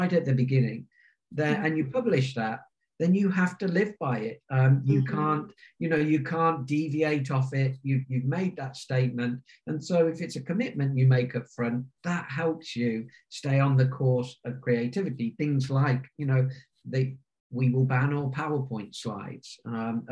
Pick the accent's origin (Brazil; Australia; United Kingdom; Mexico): United Kingdom; Warwickshire, rural England, West Midlands; since I was around 13 years of age in my grandparents' village pub in the centre of Warwickshire in rural England